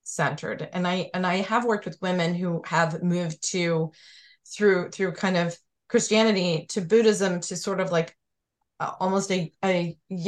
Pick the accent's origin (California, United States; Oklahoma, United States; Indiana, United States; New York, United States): New York, United States; growing up in New York